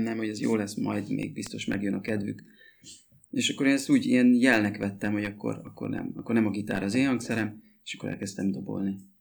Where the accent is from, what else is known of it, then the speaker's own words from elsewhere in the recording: Mezőtúr, Jász-Nagykun-Szolnok, Hungary; moved away as an adult; mi mezőtúriak vagyunk egyébként, és e, ott nőttünk fel, 18, én 18 éves koromig ott éltem.